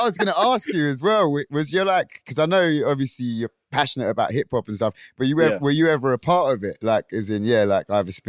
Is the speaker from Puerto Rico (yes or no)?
no; Kingston upon Thames, London, United Kingdom; I'm from Kingston.